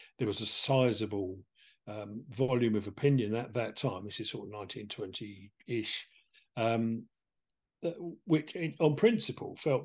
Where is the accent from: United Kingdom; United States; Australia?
United Kingdom; England; I hail from England, as you may have noticed in my accent